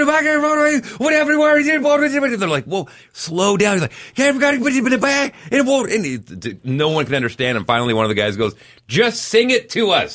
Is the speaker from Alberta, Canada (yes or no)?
yes; Fort McMurray, Alberta, Canada; growing up in Fort McMurray